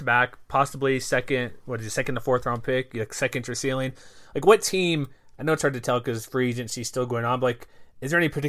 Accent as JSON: {"language": "English", "town": "Houston", "region": "Texas", "country": "United States", "tie": "born or raised there", "said": "I grew up in Houston"}